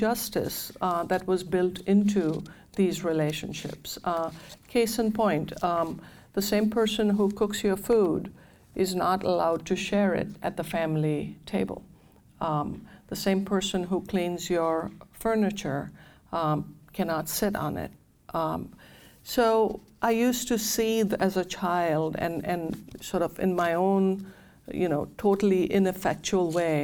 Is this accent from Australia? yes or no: no; India; I grew up in India